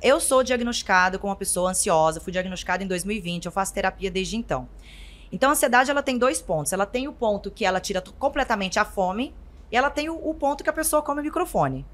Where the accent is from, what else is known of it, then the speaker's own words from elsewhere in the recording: interior of Goiás, Brazil; Eu sou do interior de Goiás